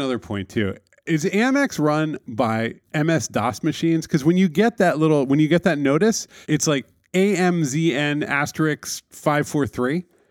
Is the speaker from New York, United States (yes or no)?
yes; New York City, New York, United States; as a New Yorker